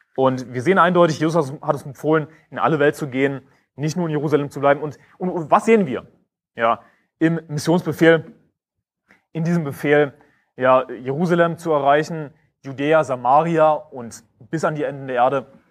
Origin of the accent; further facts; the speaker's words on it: Germany; ich bin Deutscher